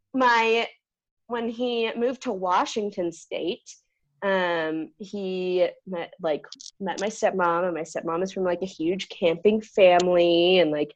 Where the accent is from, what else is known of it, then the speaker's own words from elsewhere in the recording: San Diego, California, United States; born and raised in San Diego, California